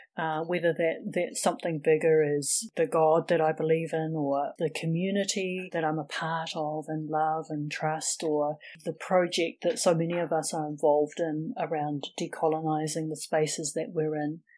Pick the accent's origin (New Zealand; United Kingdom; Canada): New Zealand; Wellington; I was born and raised in Wellington, which is the capital city